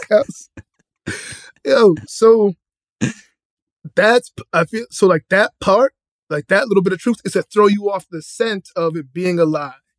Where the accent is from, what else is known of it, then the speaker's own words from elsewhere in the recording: Boston, Massachusetts, United States; I'm from Boston, Dorchester